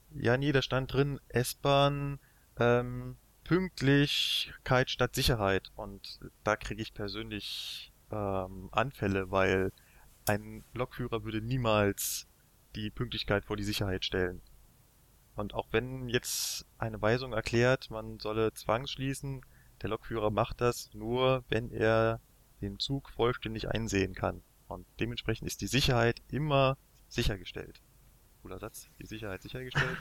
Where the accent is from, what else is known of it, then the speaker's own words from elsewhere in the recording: Berlin, Germany; ich bin in Berlin aufgewachsen